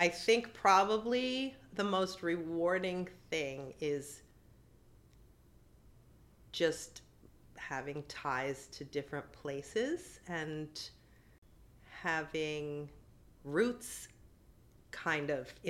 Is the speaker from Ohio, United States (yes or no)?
no; New York City, New York, United States; My mom is from Sweden. My dad was from China. I grew up in New York City. I lived here my entire life except for when I was in college.